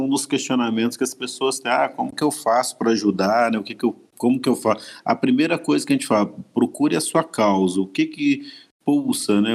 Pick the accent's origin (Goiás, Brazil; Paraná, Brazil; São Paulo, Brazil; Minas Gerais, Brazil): Minas Gerais, Brazil; moved away; nós somos de Minas